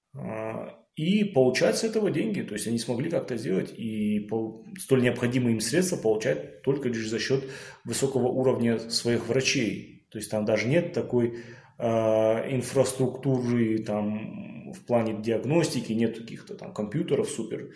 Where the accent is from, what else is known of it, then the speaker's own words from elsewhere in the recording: Beslan, North Ossetia–Alania, Russia; я сам из Беслана